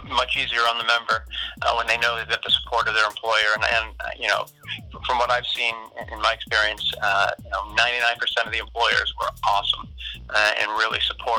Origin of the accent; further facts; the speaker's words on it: Jackman, Maine, United States; also born or lived in Bucksport, Maine / Orono, Maine; I'm from Maine originally. I grew up in Jackman and finished high school in Bucksport. I went to the University of Maine, but Orono.